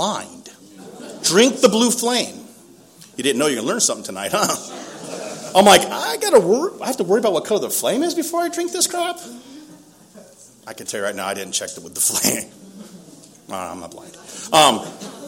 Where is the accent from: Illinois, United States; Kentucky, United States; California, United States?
California, United States; Lakeside; Growing up in Lakeside, I grew up in a really close, functional, dysfunctional family.